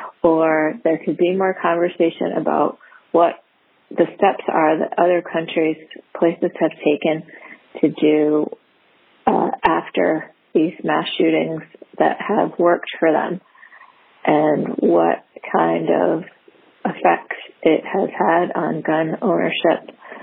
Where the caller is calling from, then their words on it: Rhode Island, United States; I'm calling from Rhode Island.